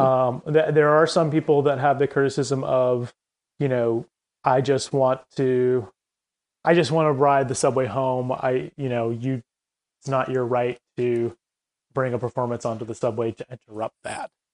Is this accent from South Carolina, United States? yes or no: yes; Columbia, South Carolina, United States; moved away as an adult; also born or lived in Chapel Hill, North Carolina; I, I grew up in Columbia, South Carolina